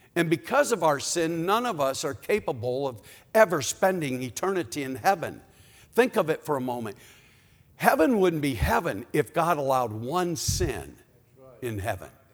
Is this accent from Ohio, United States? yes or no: yes; Cleveland, Ohio, United States; I'm from Cleveland, Ohio